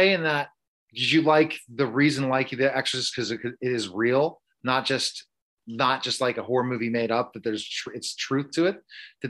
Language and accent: English; New York, United States; Especially being a New Yorker before, for sure.